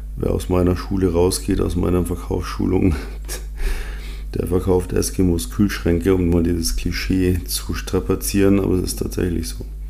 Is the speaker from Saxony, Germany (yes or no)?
no; Munich, Bavaria, Germany; Ich bin ja in München aufgewachsen